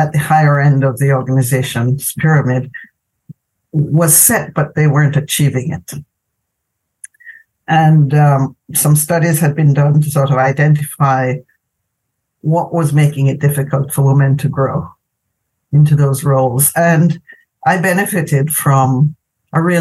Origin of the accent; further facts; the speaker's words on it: Jamaica; moved away as an adult; I'm originally from Jamaica